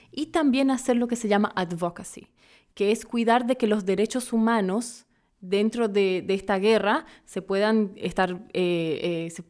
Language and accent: Spanish; Paraguay; also born or lived in Brazil; Pero soy una paraguaya brasileña.